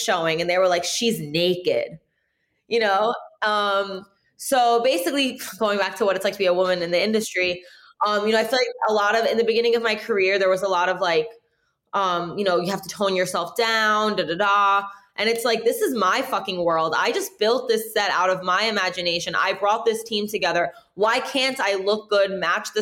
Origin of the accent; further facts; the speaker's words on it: New York City, New York, United States; I grew up in Brooklyn where there was a lot of, you know, emerging artists at the time